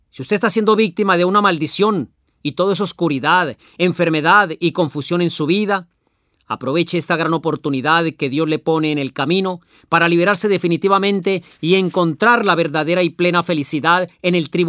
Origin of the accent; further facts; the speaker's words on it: La Pampa, Argentina; yo soy de La Pampa.